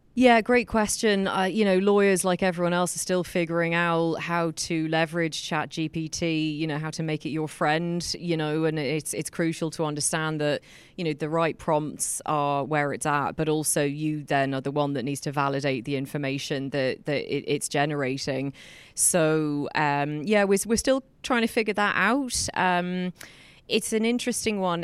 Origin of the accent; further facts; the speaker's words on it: England, United Kingdom; moved away as an adult; now in Ireland; I was born in Ireland. I grew up in England.